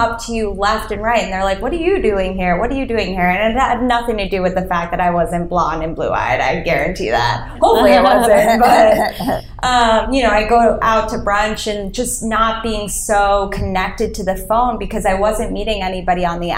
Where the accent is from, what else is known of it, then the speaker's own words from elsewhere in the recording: New York, United States; I am born and raised in New York